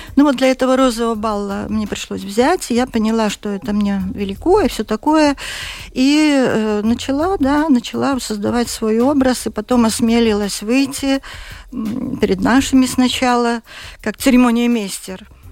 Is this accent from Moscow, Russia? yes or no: no; Vologda Oblast, Russia; born or raised there; also born or lived in Siberia; now in Latvia